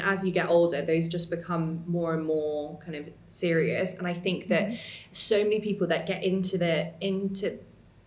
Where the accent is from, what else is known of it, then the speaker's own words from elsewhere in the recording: England, United Kingdom; accent: very English; my very English accent.